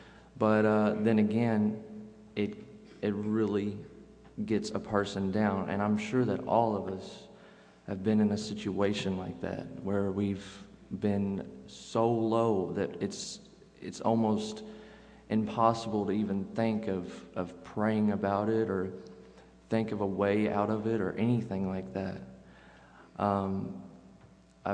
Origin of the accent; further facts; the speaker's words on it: Henderson, United States; I'm from Henderson